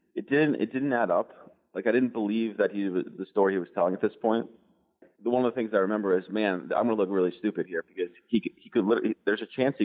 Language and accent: English; United States; I'm an American kid who flew here from London.